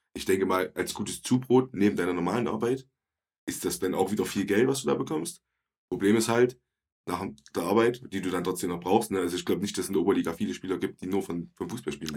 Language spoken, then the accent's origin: German; Ronneburg, Thuringia, Germany; Ich bin halt in Orneburg groß geworden